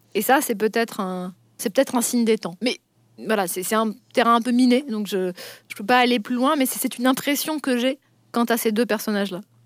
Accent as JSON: {"language": "French", "area": "Vosges", "region": "Grand Est", "country": "France", "said": "je viens des Vosges, donc je peux tout à fait parler de la vie, des, de la vie en province aussi"}